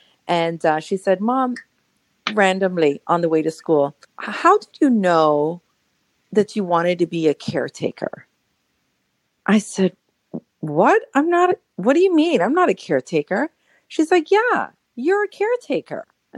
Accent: Colombia; now in Los Angeles, United States; you're from Colombia. I'm from Colombia. Yeah, awesome. Let's talk.

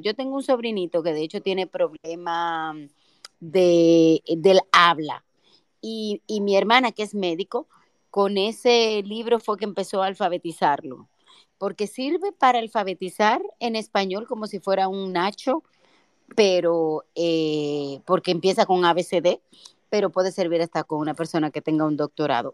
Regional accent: Dominican Republic; nosotros no somos la República Dominicana que era hace 30 años

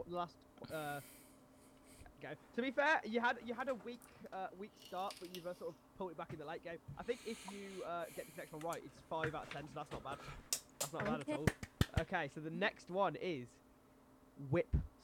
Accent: Birmingham, West Midlands, United Kingdom; So we're from Birmingham, but we don't. And like everyone in the UK thinks that we're like the scum of the earth because we're from Birmingham.

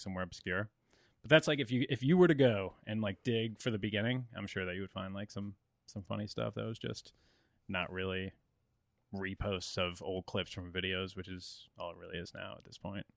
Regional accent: Central Connecticut, United States; I'm from Central Connecticut

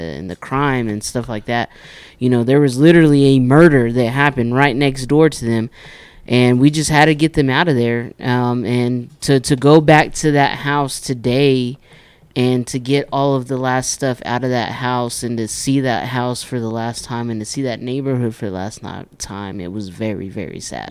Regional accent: Amarillo, Texas, United States; this is a house that I've, I, I grew up

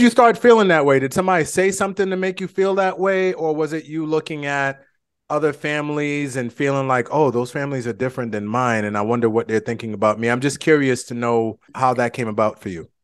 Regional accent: Boston, Massachusetts, United States; moved away; we are both from Boston

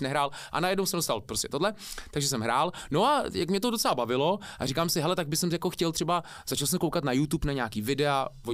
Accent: Prague, Czechia; also born or lived in New Zealand; jako malý jsem žil v Karlíně, tam asi do 6 let mm-hmm. a pak od 6 let bydlím jako v Nuslích, takže 32 let bydlím v Nuslích, jsem vlastně dá se říct rodilej Nuselák

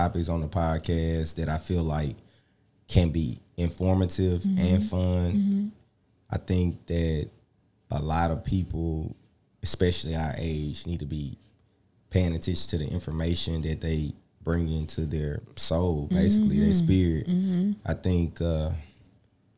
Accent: Jackson, Mississippi, United States; Growing up in Jackson, you get to be in every different hood as well

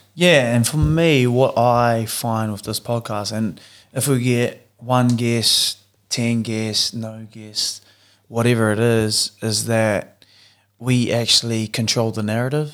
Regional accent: New Zealand; moved away as an adult; three Kiwi boys who have decided to move to the other side of the world, um, growing up together, going to the same school together

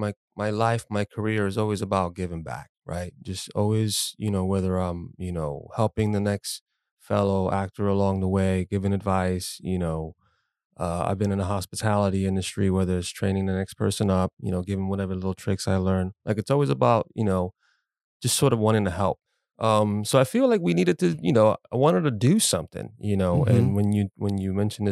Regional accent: Puerto Rico; I know I come from Puerto Rico, but I know Puerto Rico is part of the United States.

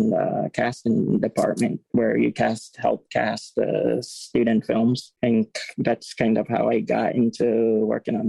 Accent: New Jersey, United States; also born or lived in New York; I grew up in New Jersey.

